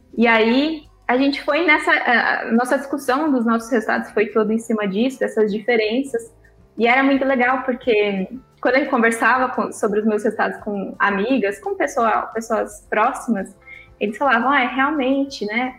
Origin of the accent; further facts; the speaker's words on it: Botucatu, São Paulo, Brazil; moved away as an adult; now in São Paulo, Brazil; eu sou de Botucatu, eu nasci em Botucatu, então eu estava em Botucatu há 29 anos